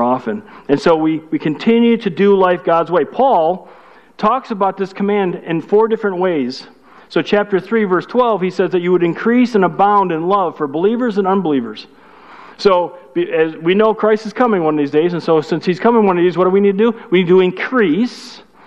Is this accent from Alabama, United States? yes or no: no; Chicago, Illinois, United States; I'm from Chicago. That's good English from Chicago